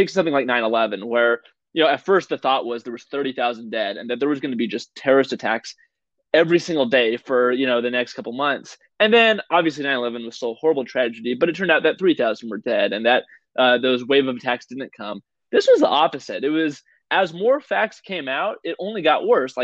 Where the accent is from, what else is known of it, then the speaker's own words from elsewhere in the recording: Apple Valley, California, United States; also born or lived in Victorville, California; I'm in Vapple Valley